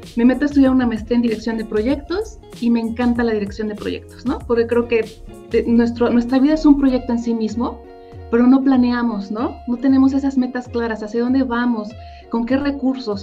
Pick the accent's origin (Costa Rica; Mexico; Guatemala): Mexico; State of Mexico; yo soy del Estado de México